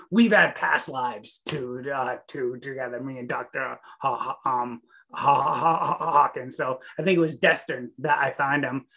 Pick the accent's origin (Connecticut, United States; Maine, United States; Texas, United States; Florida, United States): Maine, United States; also born or lived in Staten Island, New York; I'm a New Englander. I was raised in Maine, so about as far away from California as you can get